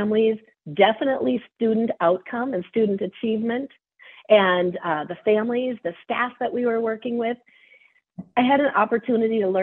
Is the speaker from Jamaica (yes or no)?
no; Cold Spring, Minnesota, United States; I am from Cold Spring